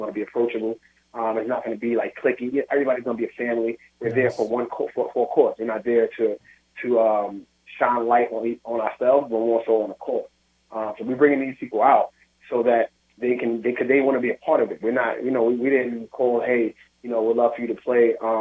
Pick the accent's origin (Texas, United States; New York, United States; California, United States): New York, United States; New York City; I grew up in the Williamsburg Projects, single mother, father got killed when I was young.